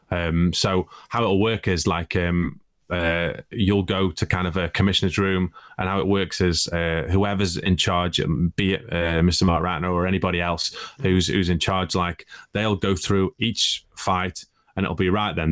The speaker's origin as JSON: {"language": "English", "town": "Stoke-on-Trent", "region": "West Midlands", "country": "United Kingdom", "also_born_or_lived": "Russia", "moved": "yes", "said": "I'm from Stoke"}